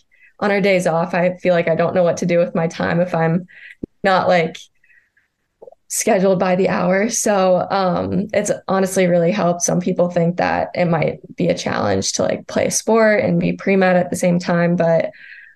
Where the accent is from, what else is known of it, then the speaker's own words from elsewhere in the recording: Omaha, Nebraska, United States; I'm from Omaha